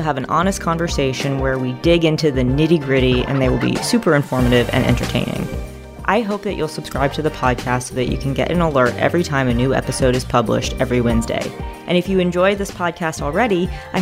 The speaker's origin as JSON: {"language": "English", "town": "New York City", "region": "New York", "country": "United States", "tie": "born or raised there", "said": "growing up in New York City"}